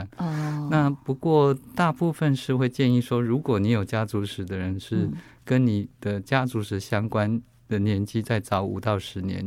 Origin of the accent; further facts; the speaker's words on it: Taiwan; 我们台湾人或者是东方人的乳房是相对致密型的